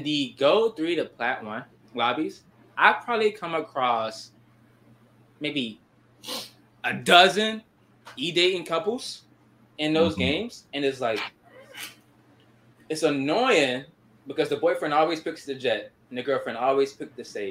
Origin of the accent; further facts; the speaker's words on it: Atlanta, Georgia, United States; also born or lived in New York; now in South Carolina, United States; I was raised in Atlanta